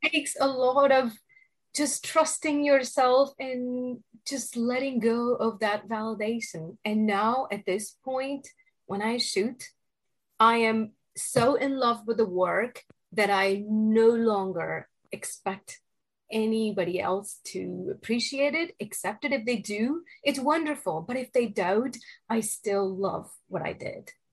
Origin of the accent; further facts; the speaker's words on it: India; moved away as an adult; now in New York City, United States; I was born and raised in India